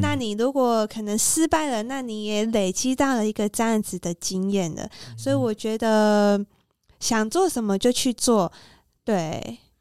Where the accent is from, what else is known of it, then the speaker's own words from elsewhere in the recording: Taiwan; 我们台湾人